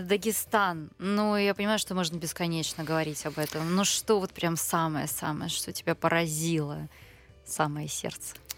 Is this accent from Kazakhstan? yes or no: no; Far East, Russia; А я таки просто с Дальнего Востока